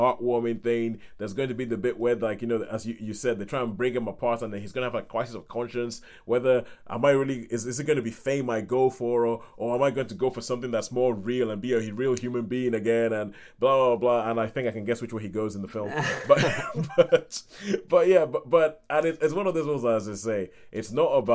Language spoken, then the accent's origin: English; Nigeria; growing up in Nigeria with my parents